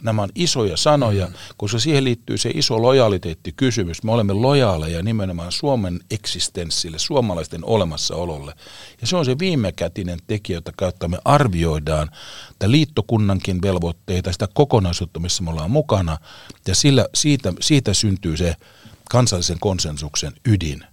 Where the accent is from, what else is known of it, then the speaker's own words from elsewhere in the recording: Finland; mä olen Suomesta